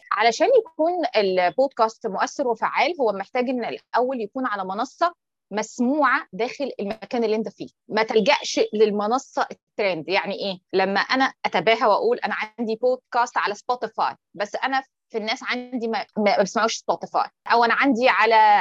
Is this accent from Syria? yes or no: no; Egypt; احنا عندنا في مصر